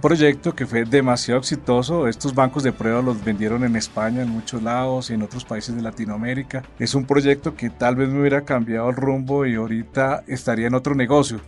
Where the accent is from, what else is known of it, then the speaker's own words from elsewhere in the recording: Colombia; uno como colombiano, como emprendedor